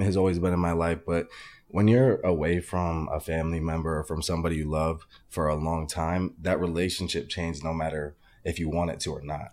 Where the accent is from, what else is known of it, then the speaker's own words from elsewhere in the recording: Arizona, United States; I'm originally from Arizona